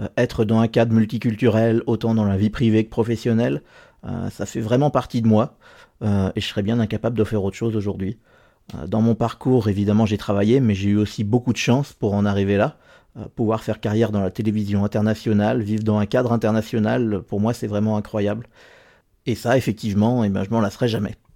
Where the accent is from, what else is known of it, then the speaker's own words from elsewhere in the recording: Normandy, France; moved away as an adult; now in Geneva, Switzerland; je suis français originaire de Normandie, mais j'habite depuis 6 ans à Genève, en Suisse.